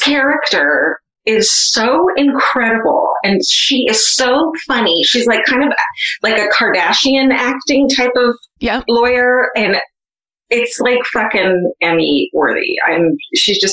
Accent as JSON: {"language": "English", "area": "Orange County", "region": "California", "country": "United States", "said": "I'm from Orange County"}